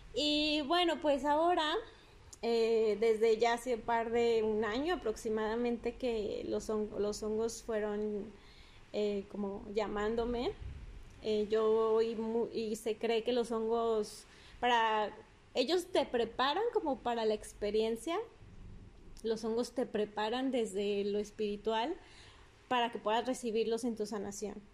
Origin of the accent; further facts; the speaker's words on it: Durango, Mexico; sigo aquí en Durango, mi ciudad natal que amo